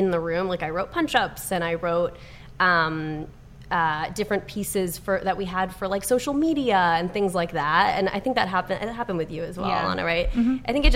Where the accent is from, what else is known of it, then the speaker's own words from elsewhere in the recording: New York, United States; moved away as an adult; now in Los Angeles, United States; I'm from New York and I didn't know many people when I moved out here